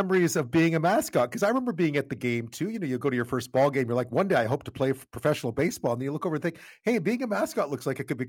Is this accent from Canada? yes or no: yes; Montreal, Quebec, Canada; I grew up in Montreal